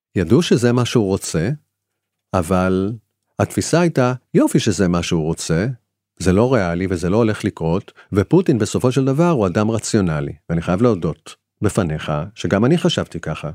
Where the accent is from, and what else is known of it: Israel